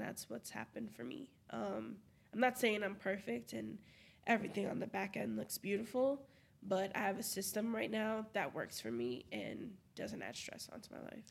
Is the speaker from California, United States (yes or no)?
no; Brockton, Massachusetts, United States; moved away as an adult; now in Providence, United States; I love Brockton. I'm from Brockton. I'll rep Brockton until